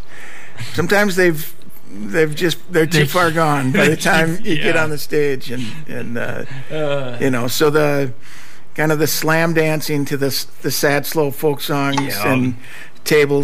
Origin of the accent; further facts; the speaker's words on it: Minneapolis, Minnesota, United States; I was born and raised in Minneapolis, been here my whole life